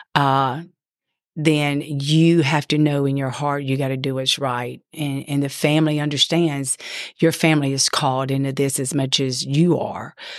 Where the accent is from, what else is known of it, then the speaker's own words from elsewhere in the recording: Ponchatoula, Louisiana, United States; I grew up in Louisiana in Ponchatoula, Louisiana